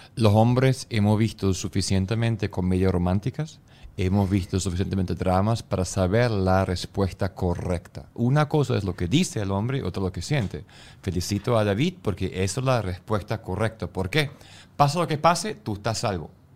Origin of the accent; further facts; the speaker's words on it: Germany; como alemán